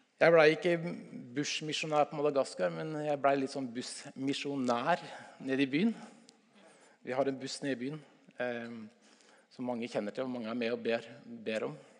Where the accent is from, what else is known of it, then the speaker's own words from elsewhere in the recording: Stokke, Vestfold, Norway; also born or lived in Tønsberg; jeg er fra Stokke i Vestfold